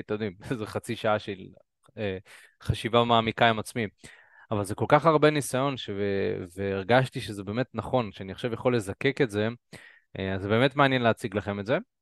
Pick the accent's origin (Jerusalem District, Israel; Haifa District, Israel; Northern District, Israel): Northern District, Israel; Karmiel; moved away; גדלתי בכרמיאל, אזור אה, בצפון